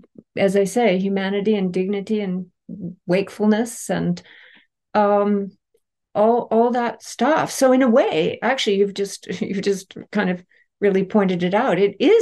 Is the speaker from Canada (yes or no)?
yes; Canada; I'm Canadian.